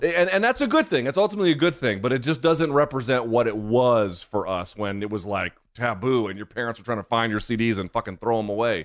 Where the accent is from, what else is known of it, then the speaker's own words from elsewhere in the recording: South Georgia, United States; I grew up in South Georgia